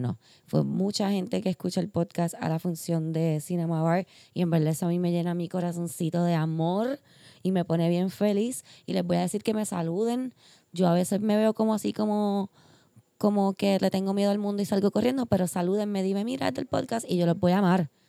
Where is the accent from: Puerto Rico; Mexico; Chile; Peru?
Puerto Rico; como puertorriqueña, como ser humano, como todo, como mujer